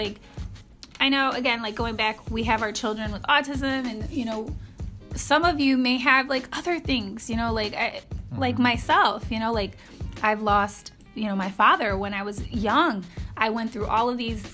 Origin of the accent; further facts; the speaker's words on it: Ohio, United States; We're from Ohio